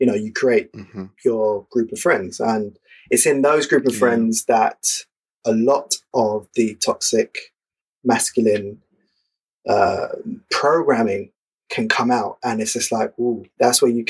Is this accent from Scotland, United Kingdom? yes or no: no; London, United Kingdom; growing up in London in the 90s